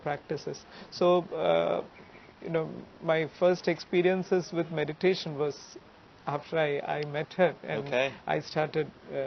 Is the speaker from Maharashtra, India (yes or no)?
yes; Mumbai, Maharashtra, India; I grew up in Mumbai